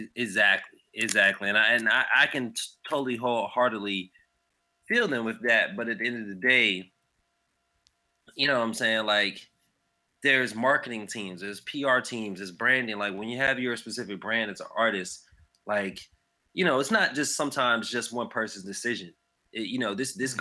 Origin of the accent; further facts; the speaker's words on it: Raleigh, North Carolina, United States; I'm from Raleigh, North Carolina